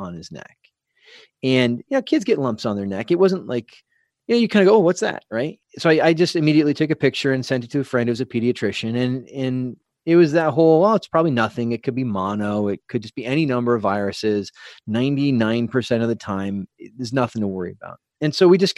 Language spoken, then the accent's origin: English; San Diego, California, United States; we're from San Diego area